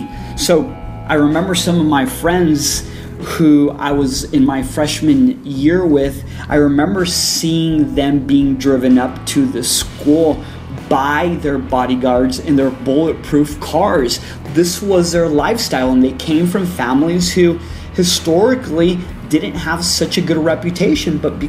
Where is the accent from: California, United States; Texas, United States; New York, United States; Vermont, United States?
Texas, United States; El Paso; I grew up in El Paso, which is border town with Juarez.